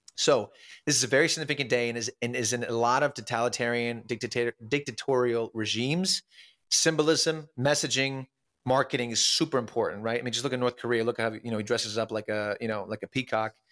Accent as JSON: {"language": "English", "country": "Ukraine", "tie": "born or raised there", "moved": "yes", "lives_now": "United States", "said": "I was born Ukraine, I'm American citizen"}